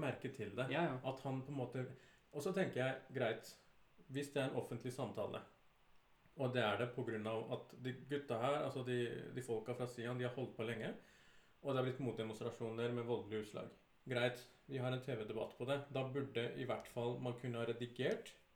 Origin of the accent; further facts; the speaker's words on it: Oslo, Norway; å være fra 'Tante Ulrikkes vei'